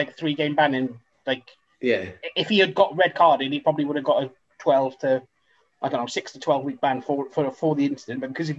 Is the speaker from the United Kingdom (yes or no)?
yes; Wales, United Kingdom; I'd rather listen to the commentary in Welsh, which I don't fucking understand, even though I'm Welsh